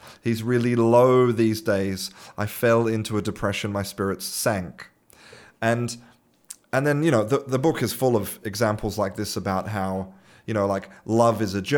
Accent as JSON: {"language": "English", "country": "Australia", "moved": "yes", "lives_now": "Spain", "said": "I'm an Australian living in Spain"}